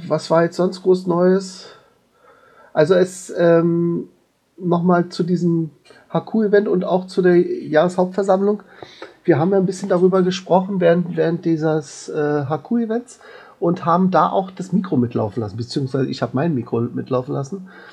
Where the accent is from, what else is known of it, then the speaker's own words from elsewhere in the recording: Berlin, Germany; bei uns in Berlin